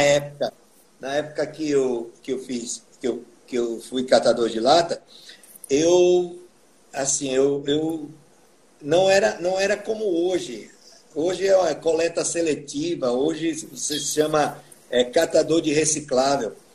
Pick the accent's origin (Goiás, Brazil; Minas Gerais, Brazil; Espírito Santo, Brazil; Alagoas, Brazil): Alagoas, Brazil; Atalaia; eu aprendi a tocar teclado com o teclado da Casa de Cultura de Atalaia, que é a minha terra natal